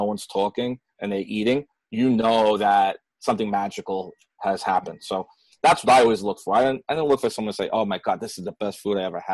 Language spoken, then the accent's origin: English; New York City, New York, United States; growing up in Queens